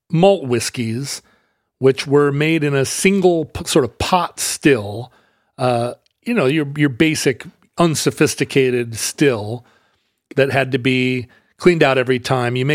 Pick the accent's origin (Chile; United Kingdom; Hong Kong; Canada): United Kingdom; Wales; as a Welsh person, I feel like